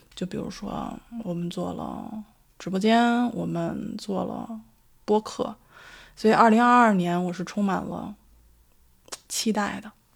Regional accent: Beijing, China; now in Sydney, Australia; 我所居住的城市是澳大利亚悉尼。 跟我的家乡北京， 刚好是反季

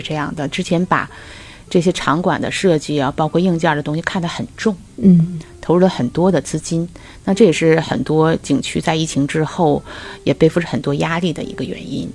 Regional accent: Dalian, Liaoning, China; 我们大连

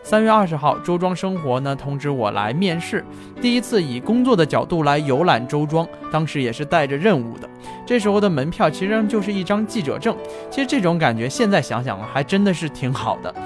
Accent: Jiangsu-Zhejiang area, China; 跟我一样，很多朋友从小生活在江浙这一带的朋友

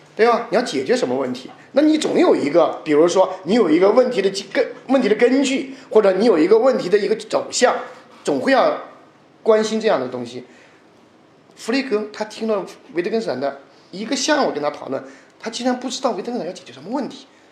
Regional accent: China; 就像我们中国人传统的读四书五经一样

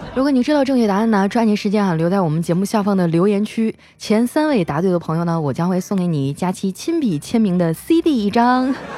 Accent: Harbin, Heilongjiang, China; moved away; 我的老家哈尔滨

